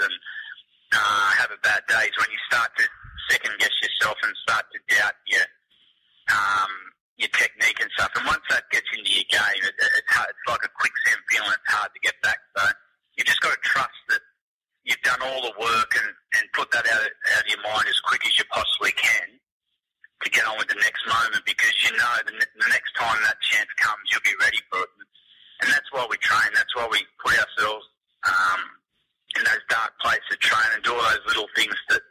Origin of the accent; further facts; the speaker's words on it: Queanbeyan, New South Wales, Australia; Growing up in Queanbeyan, we weren't exposed to... we didn't have a first-class cricket team